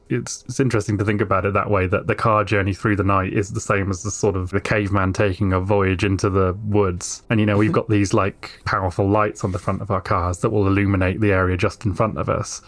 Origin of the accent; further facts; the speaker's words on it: United Kingdom; speaking as a Brit